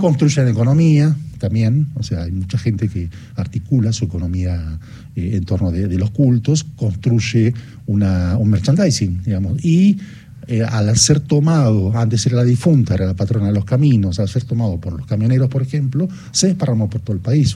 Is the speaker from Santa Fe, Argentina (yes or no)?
no; Bahía Blanca, Buenos Aires Province, Argentina; moved away; mis pagos allá en, en, los pagos de Bahía Blanca